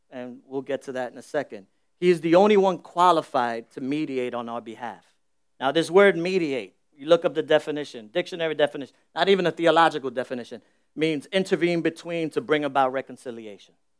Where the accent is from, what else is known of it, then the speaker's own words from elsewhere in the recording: New York City, New York, United States; I'm born and raised in the Bronx. I, I was born in the South Bronx